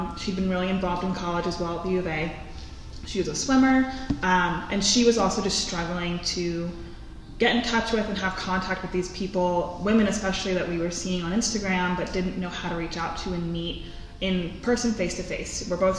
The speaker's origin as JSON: {"language": "English", "region": "East Coast", "country": "United States", "lives_now": "Tucson, United States", "said": "I'm originally from the East Coast, and I stayed in Tucson"}